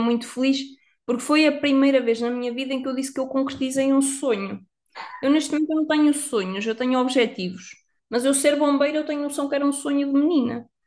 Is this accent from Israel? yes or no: no; Viseu, Centro, Portugal; moved away; Eu sou de Viseu, a cidade das rotundas.